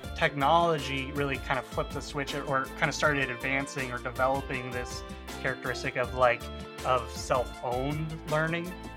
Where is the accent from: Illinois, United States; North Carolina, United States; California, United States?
Illinois, United States; outside of Chicago; also born or lived in Aurora; I grew up outside of Chicago, you know, traveled around different suburbs